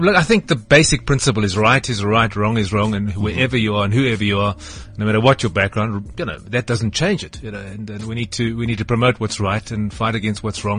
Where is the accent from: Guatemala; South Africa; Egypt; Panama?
South Africa; also born or lived in New Zealand / Botswana / Cape Town; Mainly South Africa, bit of New Zealand, bit of Botswana, but mainly South Africa.